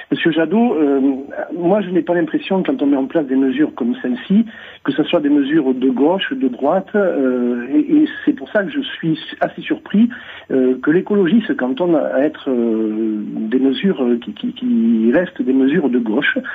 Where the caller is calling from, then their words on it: Thégra, Occitania, France; Alors je suis à Tegra, commune de 500 habitants, entre Rocamadour et Palirac, euh, tout près de la vallée de la Dordogne.